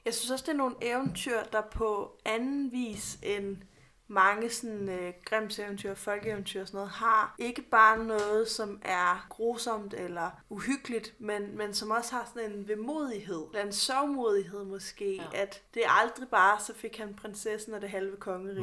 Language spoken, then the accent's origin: Danish; Odense, Southern Denmark, Denmark; jeg er født og opvokset i Odense, hvor hos Andersen er alle steder